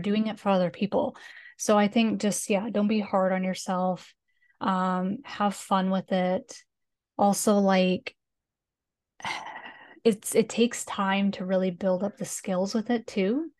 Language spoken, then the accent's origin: English; Canada; accent: Canadian